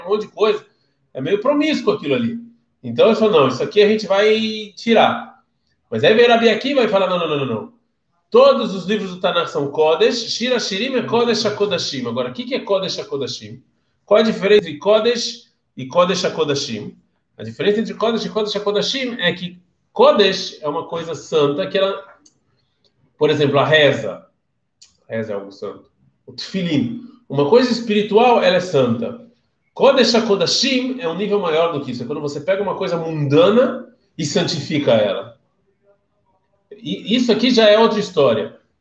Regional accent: Brazil; Eu sou do Brasil

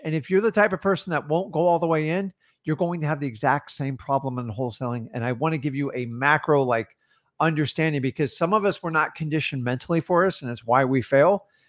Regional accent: Florida, United States; I'm from Florida

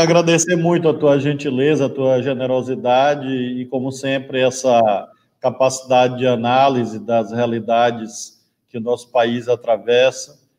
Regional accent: Brazil; assim como brasileiro

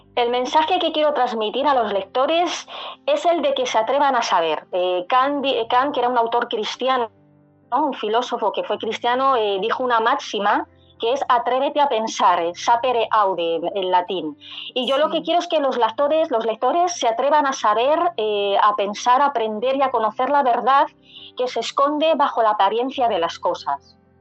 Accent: Madrid, Community of Madrid, Spain; yo soy de Madrid, nací aquí en Madrid

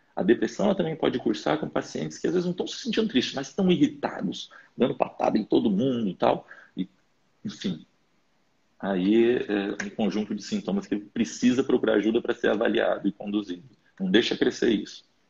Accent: interior of Pará, Brazil; moved away; eu sou lá do interior do Pará

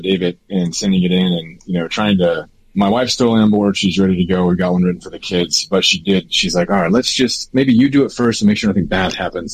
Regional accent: Kansas, United States; now in Colorado Springs, United States; I grew up in Kansas

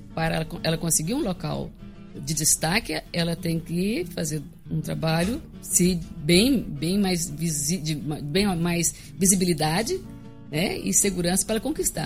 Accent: Rio Verde, Goiás, Brazil; eu sou de Rio Verde, sou filho de Rio Verde, de família bem tradicional, que é Fonseca Hats

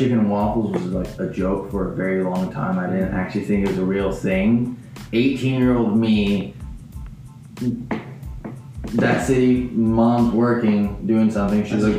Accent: Oregon, United States; I'm from Oregon

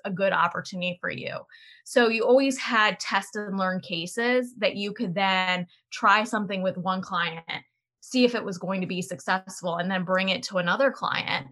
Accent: Delaware, United States; I grew up in Delaware and I went to the University of Delaware

